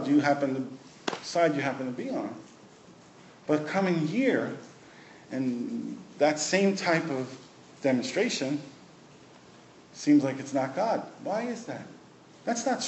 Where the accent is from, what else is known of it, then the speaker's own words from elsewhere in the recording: New York City, New York, United States; moved away as an adult; also born or lived in West Virginia; When Nadine and I first left New York City, we were raised in New York City